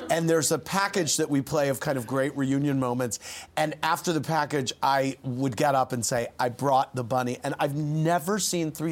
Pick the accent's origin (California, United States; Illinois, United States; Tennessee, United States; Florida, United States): Illinois, United States; Bloomington; I'm from Bloomington Normal, Illinois.